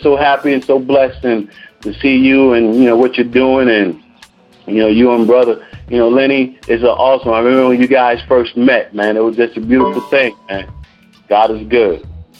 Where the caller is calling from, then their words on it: Clearwater, Florida, United States; I'm calling from Clearwater, Florida.